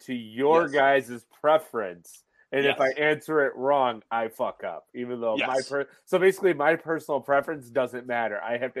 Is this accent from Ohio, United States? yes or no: no; Buffalo, New York, United States; Yes, because I'm from Buffalo.